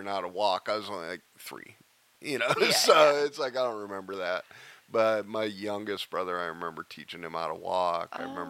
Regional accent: Pennsylvania, United States; also born or lived in northern Michigan; Okay, well, I was born in Pennsylvania. My parents were divorced when I was five. So I was raised in both northern Michigan and Pennsylvania.

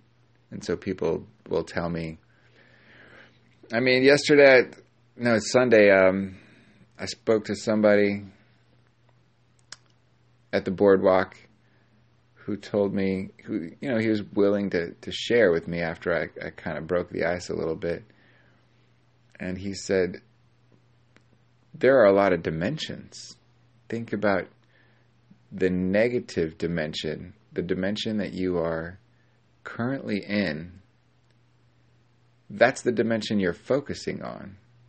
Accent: California, United States; born there; But I'm not. I'm from all over the place. And although I was born in SoCal, so maybe you get your accent when you're born.

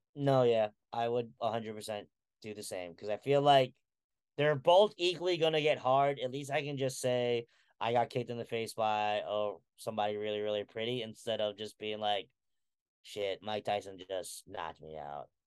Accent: Philippines; I'm a Filipino

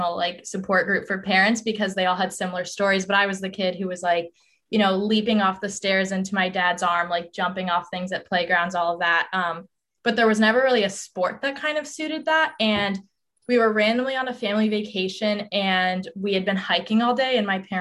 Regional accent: Colorado, United States; moved away as an adult; I'm from Colorado

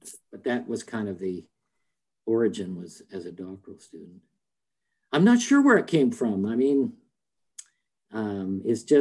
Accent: Salt Lake City, Utah, United States; I grew up in Salt Lake City, Utah

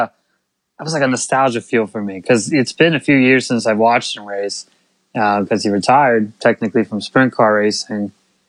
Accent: Pennsylvania, United States; now in North Carolina, United States; I still call Pennsylvania home.

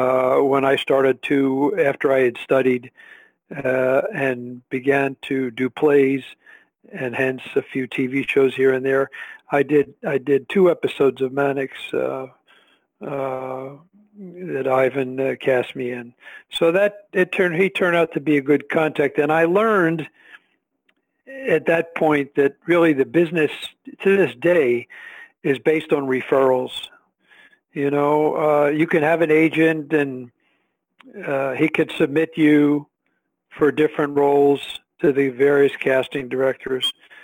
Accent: Philadelphia, Pennsylvania, United States; No, I was born and raised in Philadelphia, and I, after graduating from school here in Philadelphia, I moved to L.A. to pursue an acting career.

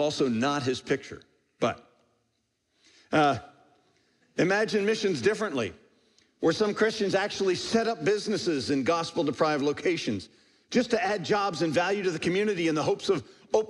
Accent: United States

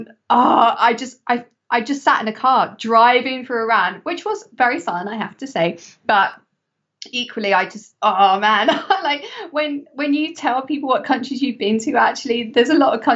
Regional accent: England, United Kingdom; my home country, England

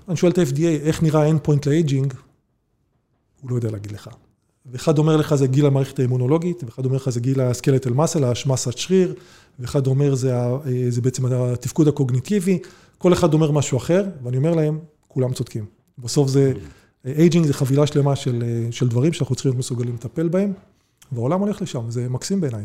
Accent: Israel; בתור יהודים, ישראלים

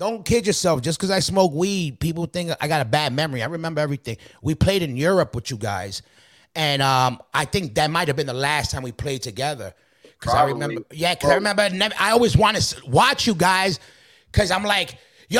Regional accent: New York City, New York, United States; I was from Queens, It was like I grew up working middle class

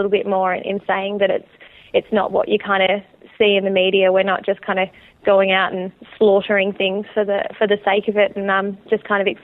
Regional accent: Geelong, Victoria, Australia; I'm from Geelong, Victoria, which is kind of about an hour south of Melbourne

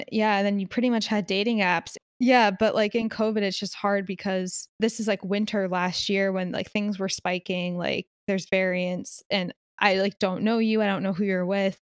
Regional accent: Philadelphia, Pennsylvania, United States; now in Los Angeles, United States; like I came from Philly. I was used to a certain type of person and environment. So like coming to LA with this type of person and environment was like jarring for me.

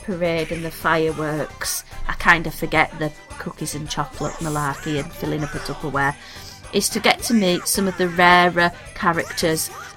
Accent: United Kingdom; we're British, we get snow

